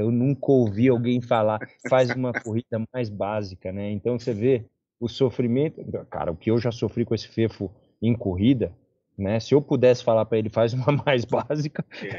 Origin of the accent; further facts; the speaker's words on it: Brazil; sou muito brasileiro